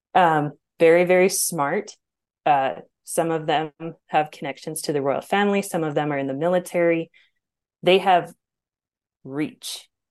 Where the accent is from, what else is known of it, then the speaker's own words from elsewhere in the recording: Alberta, Canada; I grew up in Bible Belt, Canada.